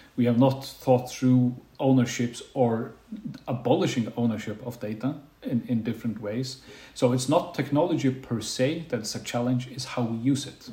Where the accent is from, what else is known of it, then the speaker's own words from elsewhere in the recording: Faroe Islands; also born or lived in Bergen; now in Denmark; I'm from the Faroe Islands